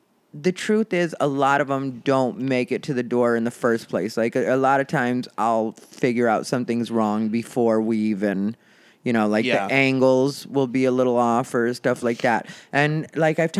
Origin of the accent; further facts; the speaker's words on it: Arizona, United States; I'm from Arizona